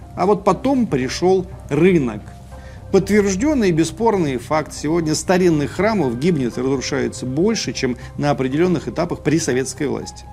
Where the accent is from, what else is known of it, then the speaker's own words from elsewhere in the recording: Russia; у себя на родине здесь, в России